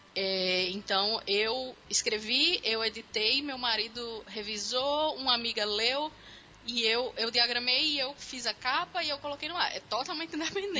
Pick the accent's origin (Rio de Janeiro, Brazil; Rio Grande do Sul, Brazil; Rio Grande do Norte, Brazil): Rio Grande do Norte, Brazil; Natal; also born or lived in Campinas, São Paulo; Eu nasci em Campinas, São Paulo, mas eu fui para Natal com 5 anos